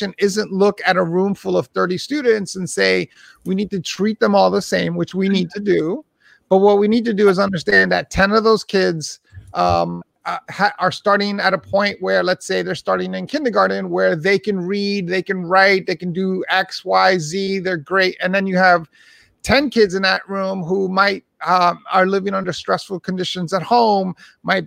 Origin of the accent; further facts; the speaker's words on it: New York City, New York, United States; I was born and raised in Hell's Kitchen, New York, back in the 70s and 80s